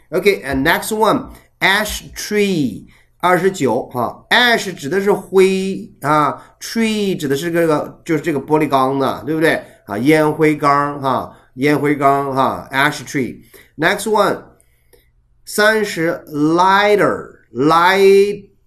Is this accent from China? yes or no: yes; China; 我们作为中国人